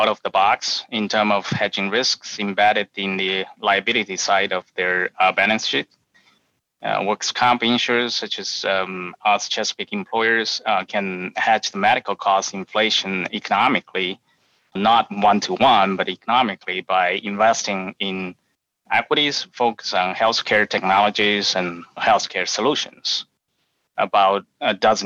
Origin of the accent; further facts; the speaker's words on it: Wuhan, Hubei, China; accent: Chinese; English is a second language; moved away as an adult; also born or lived in University of Illinois, United States; now in United States; I have a Chinese accent. So I was made in China and refurbished in the United States. I was born and lived in Wuhan, China, until I was 23 years old